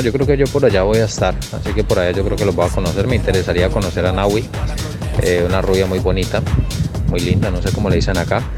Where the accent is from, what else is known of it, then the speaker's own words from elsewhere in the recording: Colombia; now in Bilbao, Spain; yo también soy de Colombia